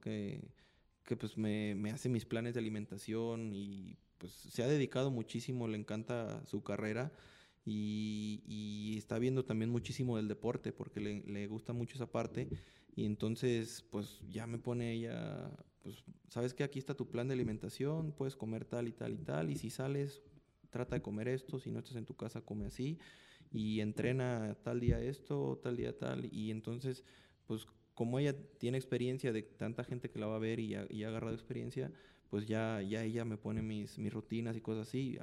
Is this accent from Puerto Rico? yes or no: no; Mexico; yo soy de México. Me queda seis horas de aquí de Guadalajara a mi casa.